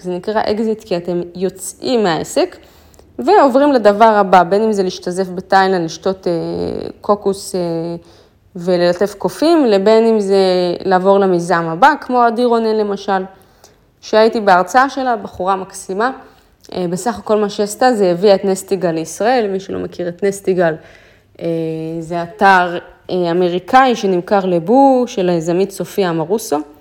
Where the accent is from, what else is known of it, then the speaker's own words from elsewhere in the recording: Israel; אמרתי לו, מישראל